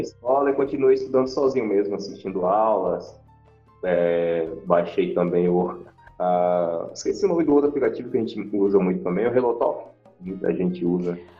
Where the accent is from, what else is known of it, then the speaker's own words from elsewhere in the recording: Feira de Santana, Bahia, Brazil; sou de Feira de Santana, na Bahia